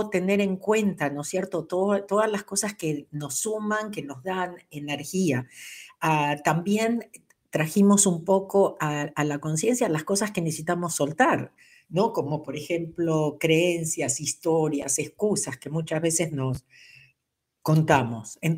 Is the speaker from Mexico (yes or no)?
yes; Mexico; Soy de México.